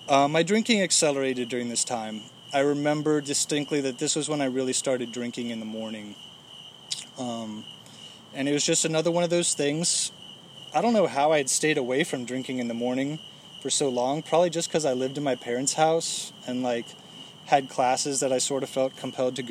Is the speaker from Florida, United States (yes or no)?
no; Fairfax, Virginia, United States; I'm from Fairfax, Virginia